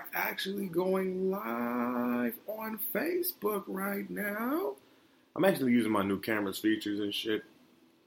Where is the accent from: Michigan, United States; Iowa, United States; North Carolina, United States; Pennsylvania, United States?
Michigan, United States; Detroit; also born or lived in Florida; me and my mom moved back up to Detroit